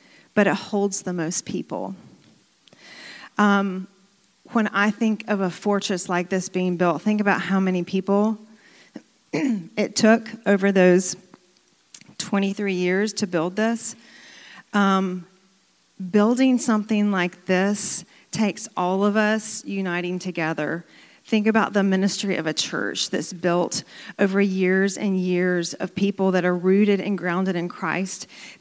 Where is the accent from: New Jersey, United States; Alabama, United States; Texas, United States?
Alabama, United States; Birmingham; growing up in Birmingham, Alabama, we had a lot of tornadoes come through the area